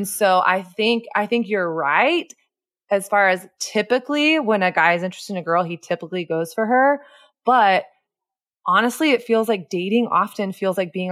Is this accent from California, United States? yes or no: no; Texas, United States; I grew up in the Bible Belt South in Texas.